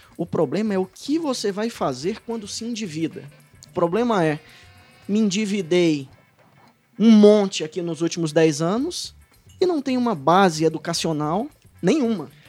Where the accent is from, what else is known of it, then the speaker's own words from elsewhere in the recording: Ceará, Brazil; capitaneados pelo Ceará, né, minha terra